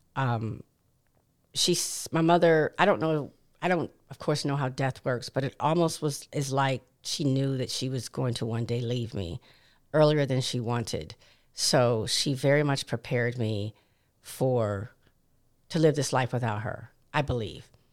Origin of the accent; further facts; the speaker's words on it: Williamsburg, Virginia, United States; also born or lived in Hampton, Virginia; growing up in Williamsburg, Virginia